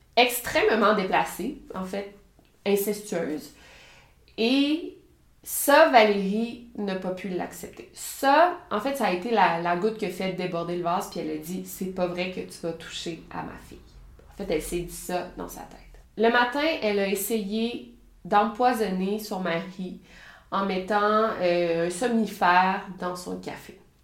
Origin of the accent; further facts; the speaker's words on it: Quebec, Canada; je suis québécoise